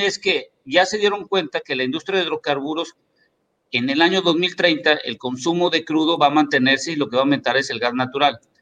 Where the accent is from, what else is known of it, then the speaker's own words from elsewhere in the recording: Mexico; aquí en México